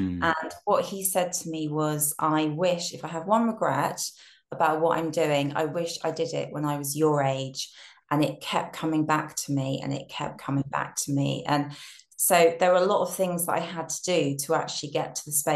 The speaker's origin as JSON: {"language": "English", "town": "Brighton", "region": "South East England", "country": "United Kingdom", "moved": "yes", "said": "I'm from Brighton originally"}